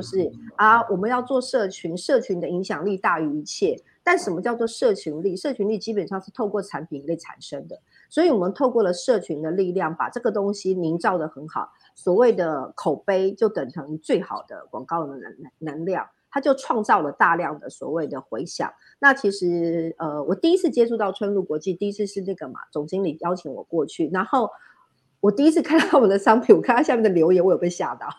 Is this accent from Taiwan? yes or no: yes; northern Taiwan, Taiwan; 我是北部长大的小孩，我也大部分的时间都是在北部工作